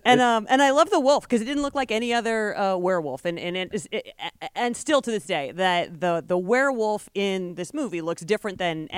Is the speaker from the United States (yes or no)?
yes; United States; I'm an American.